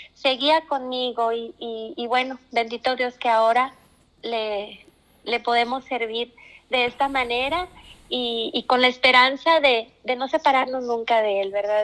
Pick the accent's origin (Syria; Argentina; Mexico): Mexico; Nueva Rosita, Coahuila; also born or lived in Freeport, Texas, United States / Monterrey, Mexico; He vivido la mayor parte de mi vida aquí en Rosita. Durante algunos años de mi infancia eh, radicamos en Estados Unidos, este, en un pueblito llamado Freeport, ahí cerca de Houston